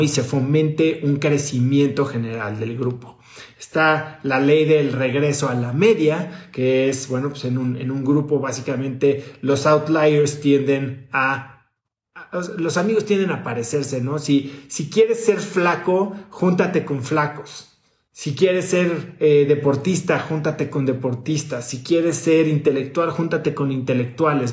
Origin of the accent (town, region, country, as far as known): Mexico; born or raised there; moved away as an adult